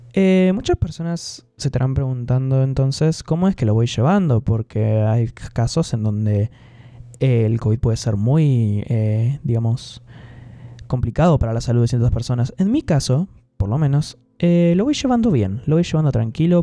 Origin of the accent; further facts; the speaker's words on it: Gualeguaychú, Entre Ríos, Argentina; Mi ciudad natal Gualeguaychú